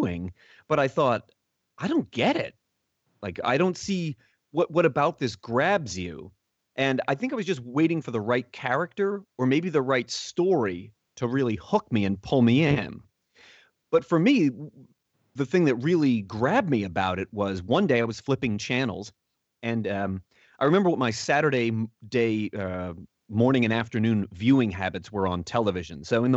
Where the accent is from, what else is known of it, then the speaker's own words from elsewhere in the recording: United States; as an American in the 80s